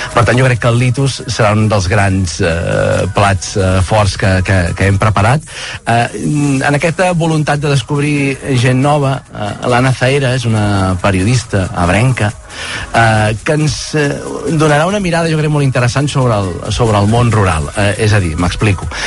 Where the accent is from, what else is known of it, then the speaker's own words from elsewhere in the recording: Mollet del Vallès, Catalonia, Spain; jo em vaig criar a Mollet del Vallès